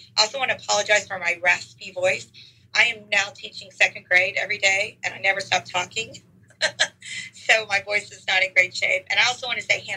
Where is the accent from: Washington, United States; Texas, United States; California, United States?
Texas, United States; Houston; also born or lived in College Station, Texas; now in Dallas area, United States; I am the most proud native Texan. I was born in Houston, went to College Station for a few years, back to Houston to teach, and now I've been in this Dallas area for 31 years